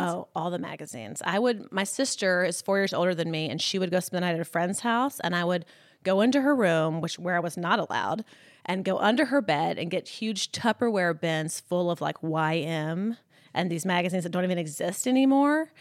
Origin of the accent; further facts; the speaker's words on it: Columbus, Mississippi, United States; moved away as an adult; also born or lived in Birmingham, Alabama / Los Angeles; I grew up in Columbus, Mississippi, so it's, like, northeast Mississippi